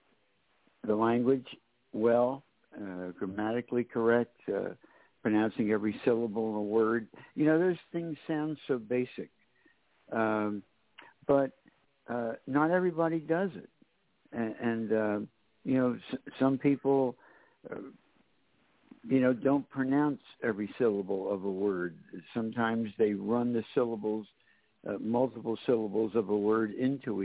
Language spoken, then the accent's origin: English; Philadelphia, Pennsylvania, United States; growing up in Philadelphia